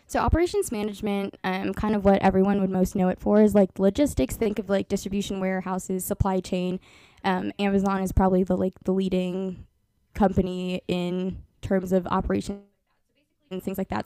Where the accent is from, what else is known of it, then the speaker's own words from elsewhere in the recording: Beavercreek, Ohio, United States; I'm from a smaller city near Dayton called Beaver Creek. Um, honestly, it was a pretty small town feel for me growing up because I grew up next to a cornfield. I was born and raised in the same house.